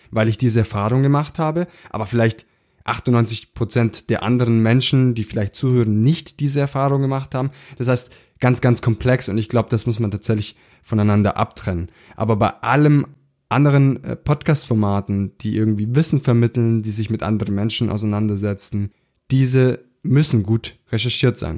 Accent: Baden-Württemberg, Germany; So sagt man das bei uns im Schwabenland.

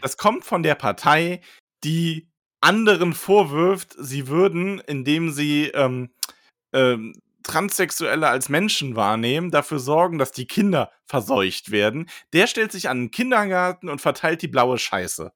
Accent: Solingen, North Rhine-Westphalia, Germany; ich bin in Solingen Urlix aufgewachsen

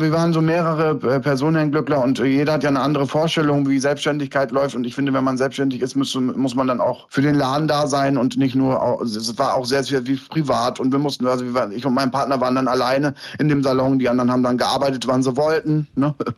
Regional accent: Lohne, Lower Saxony, Germany; Ich bin hier in Deutschland geboren, in Niedersachsen und bin bei meiner Oma aufgewachsen

